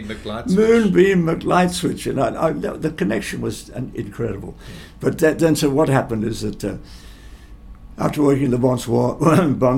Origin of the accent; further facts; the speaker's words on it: Geelong, Victoria, Australia; also born or lived in United States; I'm only from Geelong